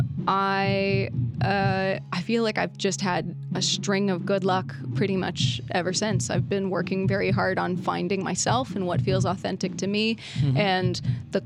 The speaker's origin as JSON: {"language": "English", "town": "Detroit", "region": "Michigan", "country": "United States", "also_born_or_lived": "San Francisco", "moved": "yes", "said": "I'm from Detroit, the Detroit area"}